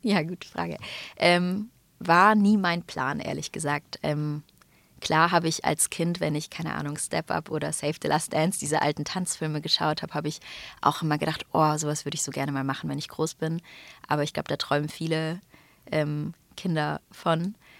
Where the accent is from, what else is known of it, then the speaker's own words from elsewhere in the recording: Stuttgart, Baden-Württemberg, Germany; aus meiner Heimat Stuttgart